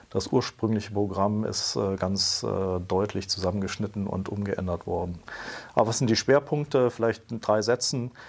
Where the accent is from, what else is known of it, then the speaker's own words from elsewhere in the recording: Brussels, Brussels-Capital Region, Belgium; Ich bin in Brüssel aufgewachsen und habe dort sozusagen quer durch die Schulzeit Europa aufgesogen in einer Zeit, wo Europa noch im, im Entstehen war